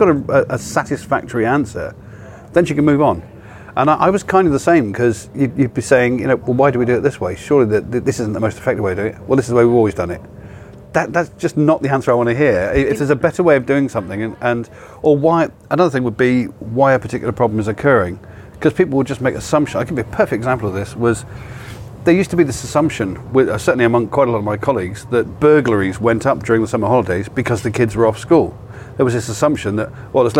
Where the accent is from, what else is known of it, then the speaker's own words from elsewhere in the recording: Cornwall, South West England, United Kingdom; moved away; I grew up in Cornwall